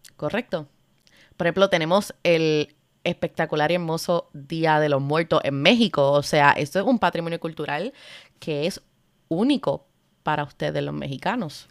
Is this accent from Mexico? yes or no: no; Cabo Rojo, Puerto Rico; moved away; also born or lived in London; Yo soy puertorriqueña